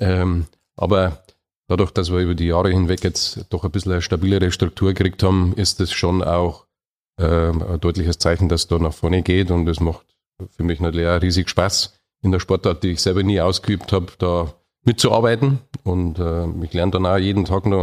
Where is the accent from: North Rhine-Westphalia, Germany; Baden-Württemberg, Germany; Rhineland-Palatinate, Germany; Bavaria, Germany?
Bavaria, Germany; Munich; bin ja auch Oberbayer, also ich bin ein richtiger Münchner